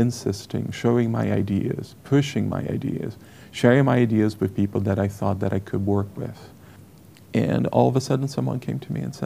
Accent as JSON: {"language": "English", "country": "Brazil", "second_language": "English", "moved": "as an adult", "lives_now": "United States", "said": "I was from Brazil"}